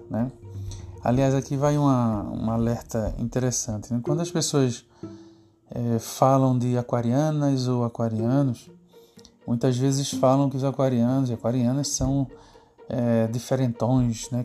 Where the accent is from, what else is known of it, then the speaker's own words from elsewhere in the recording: Recife, Pernambuco, Brazil; eu sou cá de Recife